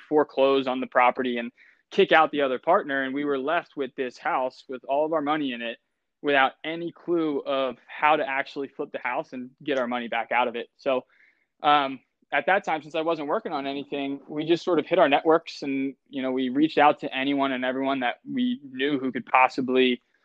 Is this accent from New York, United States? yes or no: no; Delaware County, Pennsylvania, United States; we're both from right around here. I'm from Delco. I went to Garner Valley High School